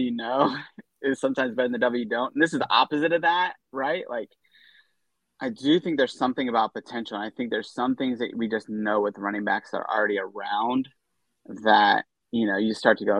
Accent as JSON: {"language": "English", "town": "Austin", "region": "Texas", "country": "United States", "said": "I'm from Austin, Texas."}